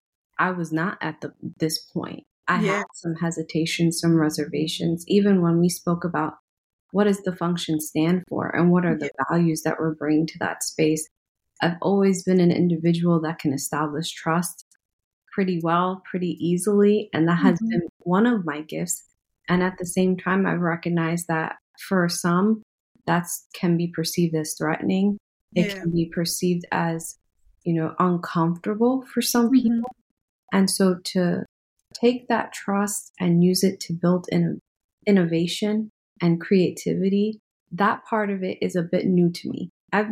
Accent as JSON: {"language": "English", "country": "Trinidad & Tobago", "said": "aside from identifying as Trinidadian, I've never been to India."}